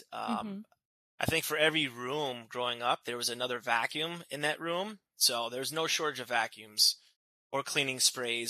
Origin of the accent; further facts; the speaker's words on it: New Jersey, United States; moved away as an adult; now in California, United States; I'm originally from New Jersey. I was born and raised there my entire life.